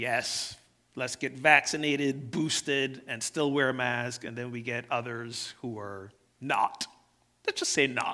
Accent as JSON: {"language": "English", "country": "Barbados", "tie": "born or raised there", "moved": "yes", "lives_now": "United States", "said": "I didn't grow up here in the U.S. I grew up in Barbados."}